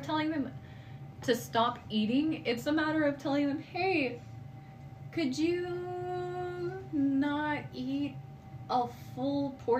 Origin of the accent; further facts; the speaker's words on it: Washington, United States; I'm from Washington, raised in Washington, only from USD Americana.